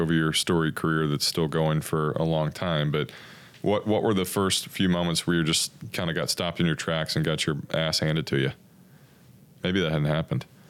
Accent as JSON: {"language": "English", "town": "Corpus Christi", "region": "Texas", "country": "United States", "said": "I'm from Corpus as well"}